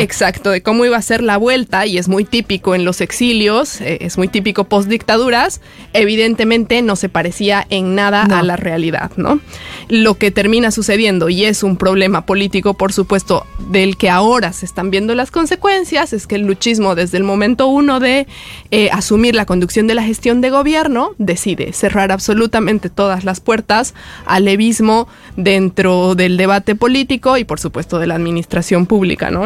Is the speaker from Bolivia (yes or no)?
yes; Bolivia